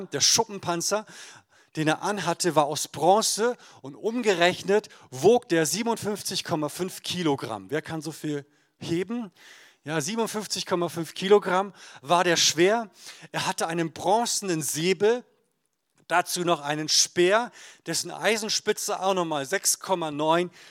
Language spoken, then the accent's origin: German; Emden, Lower Saxony, Germany; in meiner Heimatgemeinde in Emden aus Friesland